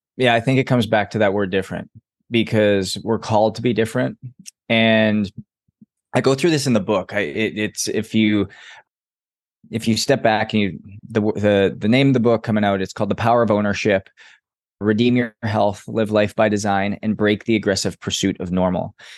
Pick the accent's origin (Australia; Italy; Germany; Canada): Canada; Edmonton, Alberta; I grew up in Edmonton, Alberta